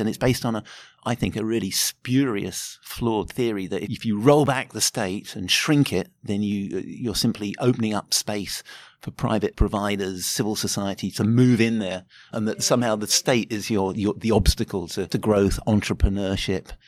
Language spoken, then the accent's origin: English; United Kingdom; moved away as an adult; now in Auckland, New Zealand; I grew up in Britain and was living there in the eighties